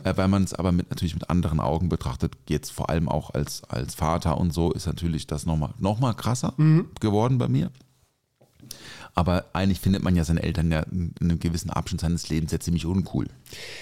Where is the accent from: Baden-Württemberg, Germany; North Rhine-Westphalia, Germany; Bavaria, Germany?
Baden-Württemberg, Germany; Offenburg; Ich bin ja in Offenburg aufgewachsen